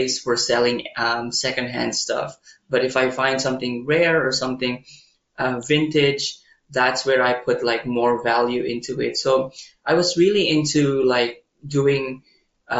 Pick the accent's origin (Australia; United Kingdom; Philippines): Philippines; Manila, Metro Manila; moved away as an adult; also born or lived in Baguio City, Philippines; now in Taiwan; I was actually raised in Manila